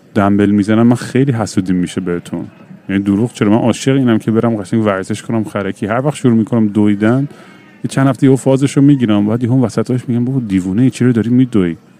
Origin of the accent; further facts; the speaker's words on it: Iran; moved away; تجربه خودم تو ایران